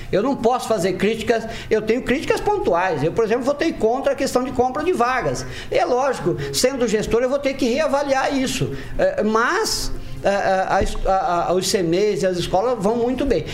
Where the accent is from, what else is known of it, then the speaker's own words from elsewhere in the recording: Maringá, Paraná, Brazil; eu nasci aqui em Maringá